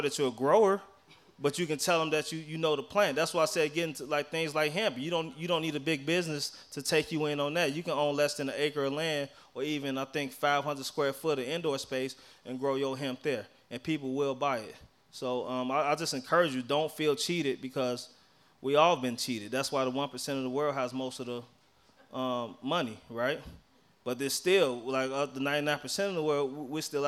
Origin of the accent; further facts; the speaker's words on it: Chicago, Illinois, United States; moved away; I grew up in Chicago, on the west side of Chicago